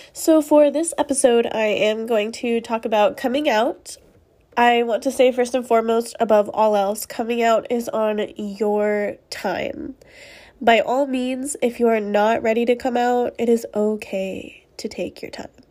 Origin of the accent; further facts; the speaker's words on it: Spring, Texas, United States; I grew up in a conservative setting in my town. I live in Texas. Um, I'm from Spring, Texas, which is north of Houston